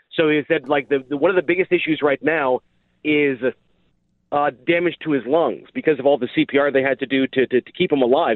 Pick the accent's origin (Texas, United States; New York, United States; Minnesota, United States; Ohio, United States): Ohio, United States; Dayton; moved away; I grew up in Dayton